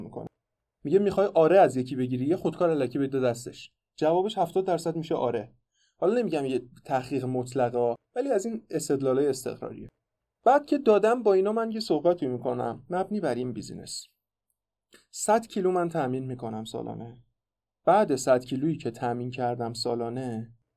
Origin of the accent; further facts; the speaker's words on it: Iran; به عنوان یه ایرانی